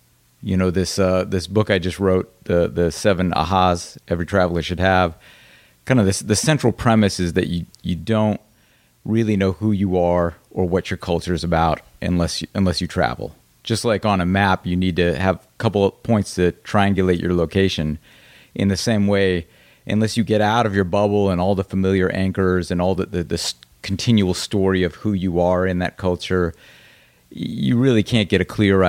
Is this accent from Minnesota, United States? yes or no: no; Peoria, Illinois, United States; also born or lived in Hong Kong / Philippines; And then we moved promptly to Hong Kong for 3 years, and then the Philippines for 4 years. And then we came back to Peoria when I was 7, because my father worked for Caterpillar.